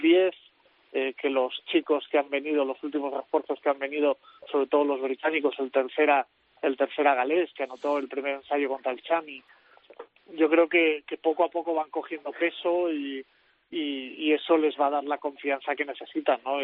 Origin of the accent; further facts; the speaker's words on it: next to Gibraltar, Andalusia, Spain; soy al lado de Gibraltar